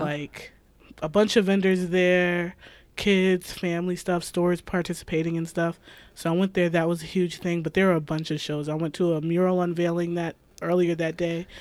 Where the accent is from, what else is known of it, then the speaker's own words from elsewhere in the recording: Amherst, New York, United States; also born or lived in Buffalo / Cheektowaga; I would say predominantly Amherst, but we grew up a little bit in the east side. We grew up in Cheektowaga